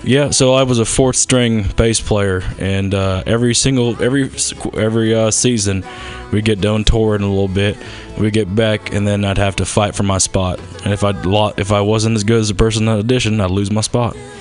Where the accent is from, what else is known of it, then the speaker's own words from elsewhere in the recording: the South, United States; accent: southern; also born or lived in Baltimore; now in Los Angeles, United States; I was raised in the South.